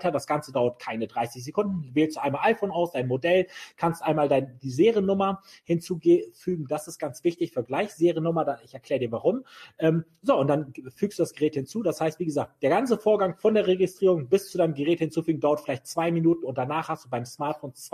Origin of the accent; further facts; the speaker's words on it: Bremen, Germany; Ich bin, ich bin, ich bin Bremer Bub, also ich bin in, in, im Vorort von Bremen richtig idyllisch Ich war hier aufgewachsen.